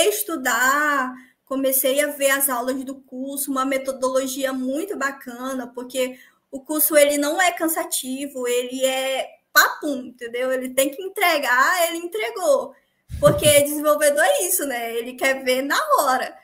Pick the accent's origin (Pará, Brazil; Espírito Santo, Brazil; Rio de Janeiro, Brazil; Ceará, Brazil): Pará, Brazil; Paragominas; Eu sou de, do Pará, uma cidadezinha chamada Paragominas.